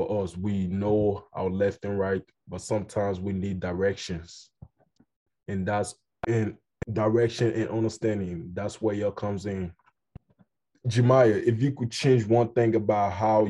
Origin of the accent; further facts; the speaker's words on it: Liberia; first language Kolokwa; I am from Liberia, where the sun shines every day